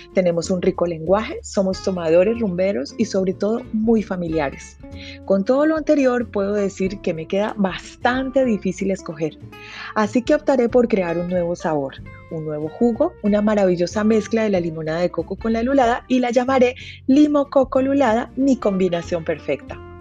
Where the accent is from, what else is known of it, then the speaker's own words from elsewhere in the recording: Cali, Valle del Cauca, Colombia; mi ciudad natal